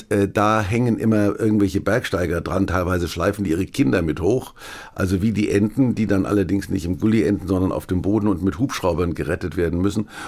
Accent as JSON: {"language": "German", "town": "Kulmbach", "region": "Bavaria", "country": "Germany", "said": "gab es in Kulmbach, wo ich herkomme, Pockenalarm."}